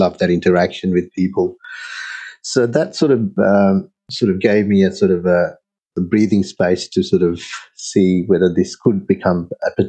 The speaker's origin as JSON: {"language": "English", "town": "Sydney", "region": "New South Wales", "country": "Australia", "tie": "born or raised there", "also_born_or_lived": "Sri Lanka", "said": "I grew up in Sydney"}